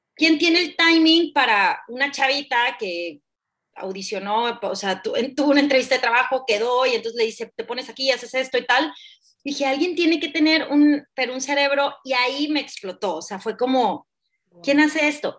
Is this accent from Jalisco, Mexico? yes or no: no; Hermosillo, Sonora, Mexico; also born or lived in Mexico City; yo soy de Sonora, de Hermosillo, Sonora, de hecho vivo acá